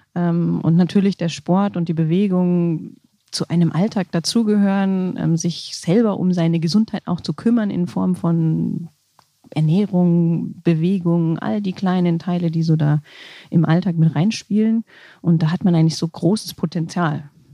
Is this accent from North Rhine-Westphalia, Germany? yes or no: yes; Essen, North Rhine-Westphalia, Germany; also born or lived in Allgäu / Munich; now in Rosenheim, Germany; Ursprünglich komme ich aus Essen oder gebürtig bin ich in Essen